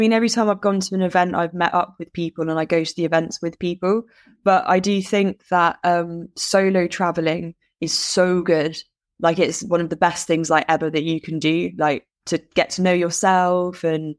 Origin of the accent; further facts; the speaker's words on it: Bahrain; I mean, I grew up abroad anyway, so I grew up in Bahrain in the Middle East.